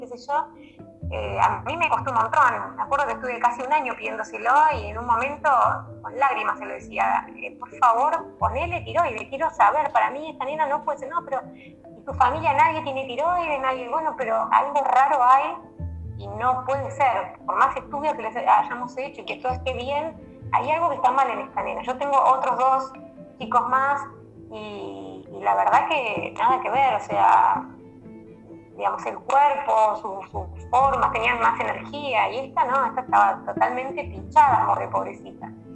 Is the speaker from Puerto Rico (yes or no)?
no; Bella Vista, Buenos Aires Province, Argentina; yo soy de Bellavista, eh, la zona San Miguel en Buenos Aires, en el Gran Buenos Aires